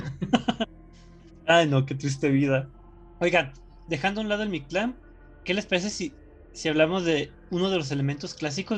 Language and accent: Spanish; Mexico